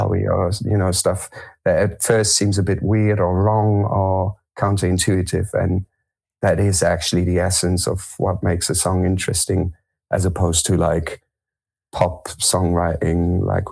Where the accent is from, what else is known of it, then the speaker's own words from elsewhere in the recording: Germany; also born or lived in France; I was born in France. I grew up in Germany